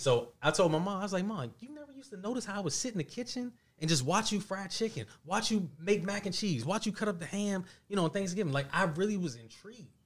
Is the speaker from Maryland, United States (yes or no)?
yes; Mount Rainier, Maryland, United States; also born or lived in Washington, D.C.; I was actually raised in Mount Rainier